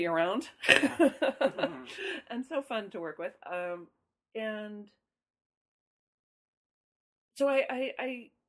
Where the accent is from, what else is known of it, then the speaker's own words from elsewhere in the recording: Chicago, Illinois, United States; moved away as an adult; also born or lived in Santa Cruz, California; I grew up in Chicago. Spent my first year of college at UC Santa Cruz and then came back to Chicago and was at Northwestern.